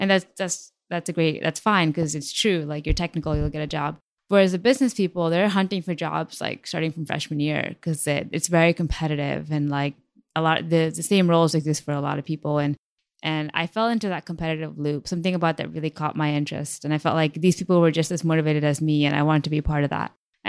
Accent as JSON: {"language": "English", "region": "New Jersey", "country": "United States", "tie": "born or raised there", "also_born_or_lived": "Connecticut / Chicago / India", "said": "I was born in Connecticut, moved to Chicago, and then I lived in India for 4 years, moved to New Jersey."}